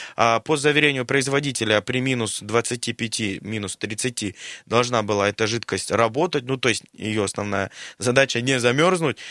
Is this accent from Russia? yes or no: yes; Siberia, Russia; мы, сибиряки, друзья из Красноярска